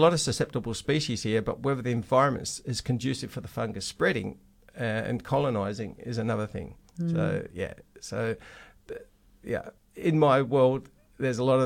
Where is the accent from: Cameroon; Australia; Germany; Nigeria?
Australia; Western Australia; we're West Australian, we're very special